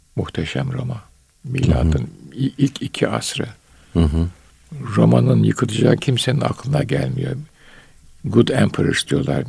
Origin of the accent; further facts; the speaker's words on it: Istanbul, Turkey; ben Bayezid'de doğdum.